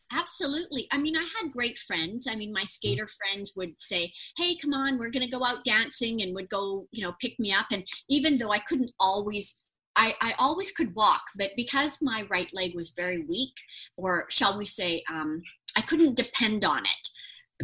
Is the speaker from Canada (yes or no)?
yes; Vancouver, British Columbia, Canada; I actually um, was born and raised in Vancouver, British Columbia